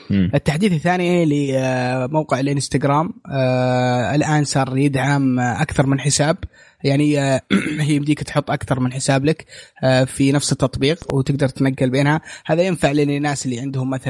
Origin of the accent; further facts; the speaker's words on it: Saudi Arabia; وما في رد رسمي من من عندنا في السعوديه